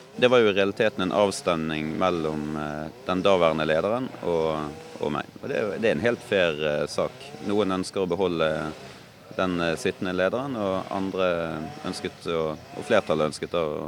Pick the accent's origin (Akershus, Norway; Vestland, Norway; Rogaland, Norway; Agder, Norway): Vestland, Norway; Bergen; also born or lived in Oslo; Jeg kommer nok aldri til å flytte fra, fra hjembyen min